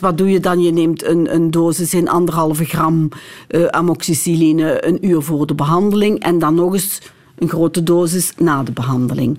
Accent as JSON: {"language": "Dutch", "town": "Lommel", "region": "Flanders", "country": "Belgium", "said": "ik zelf van Lommel ben"}